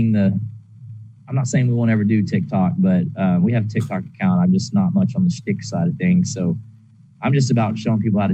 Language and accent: English; the South, United States; that's my roots of growing up in the South